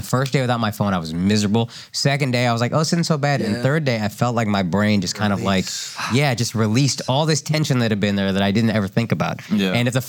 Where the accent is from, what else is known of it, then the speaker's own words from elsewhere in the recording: Dallas, Texas, United States; I grew up in Dallas